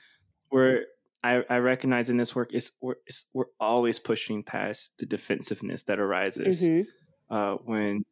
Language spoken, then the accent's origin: English; United States; having the citizenship of being an American